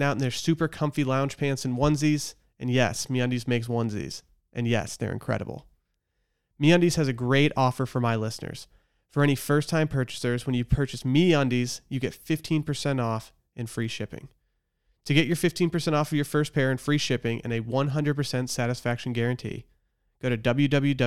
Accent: Harbor Springs, Michigan, United States; moved away; a weekly newspaper from my hometown

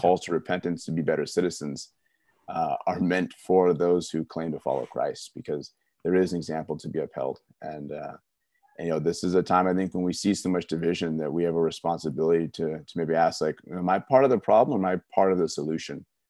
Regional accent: California, United States; growing up in California in the nineties

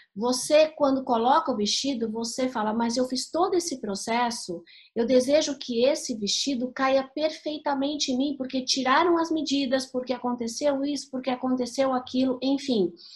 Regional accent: Santos, São Paulo, Brazil; eu venho de Santos

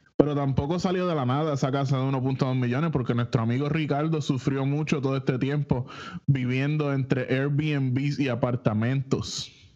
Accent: Isabela, Puerto Rico; yo soy de Isabela

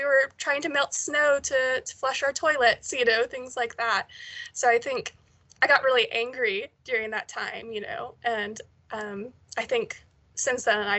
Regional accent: Texas, United States; moved away as an adult; now in St Andrews, United Kingdom; Growing up in Texas

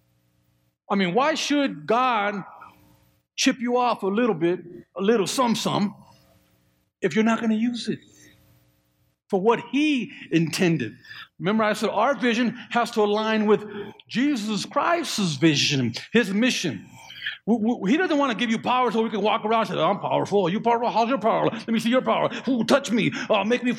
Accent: just south of Oakland, California, United States; now in Colorado, United States; I grew up there. I grew up just south of Oakland.

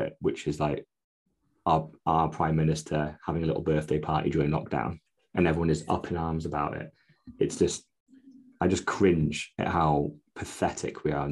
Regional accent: United Kingdom; because we're British

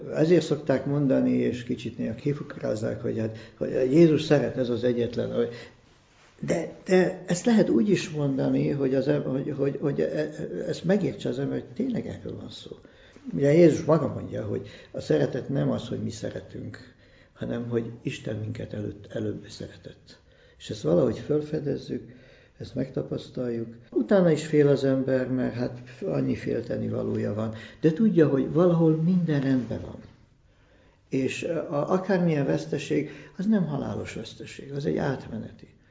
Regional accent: Budapest, Hungary; én itt születtem

